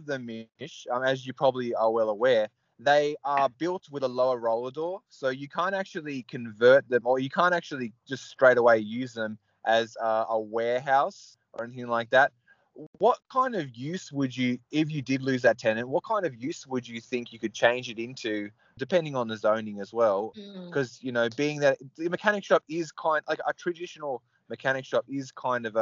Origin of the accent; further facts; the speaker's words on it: Sydney, New South Wales, Australia; I am from Sydney